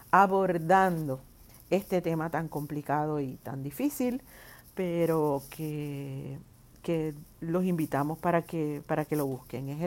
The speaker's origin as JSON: {"language": "Spanish", "town": "San Lorenzo", "country": "Puerto Rico", "said": "Soy parte del Club Amigos de Etnita aquí en Puerto Rico. Soy de San Lorenzo."}